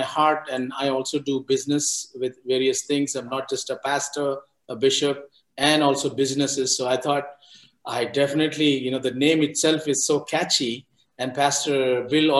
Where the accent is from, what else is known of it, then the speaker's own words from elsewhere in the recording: India; moved away as an adult; also born or lived in Florida; I was born and brought up in India, and in the same place that I am here, 20 miles away from where I am